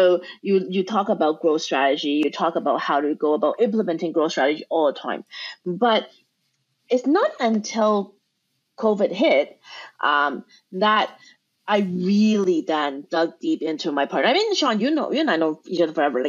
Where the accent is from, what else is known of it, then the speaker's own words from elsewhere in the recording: Canada; we are Canadian